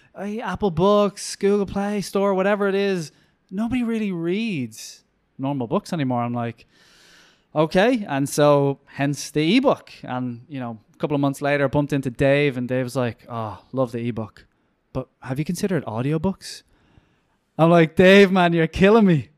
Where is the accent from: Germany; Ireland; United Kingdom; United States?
Ireland